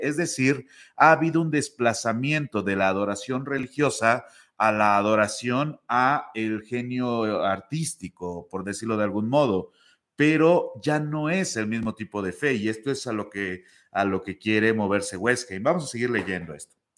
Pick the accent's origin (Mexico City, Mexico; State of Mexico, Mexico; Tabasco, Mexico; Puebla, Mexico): Puebla, Mexico; en México, por ejemplo, donde yo soy, que es de Puebla